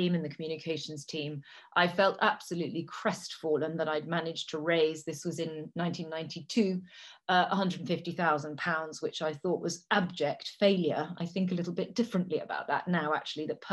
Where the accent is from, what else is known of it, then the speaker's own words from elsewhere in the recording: Italy; first language Italian; English is a second language; moved away; also born or lived in Cambridge, United Kingdom; I'm English. My family is English, but had lived in Italy for over 150 years. So I've grown up in what I consider to be one of the most beautiful places in the world. I speak three languages. Italian is my first language.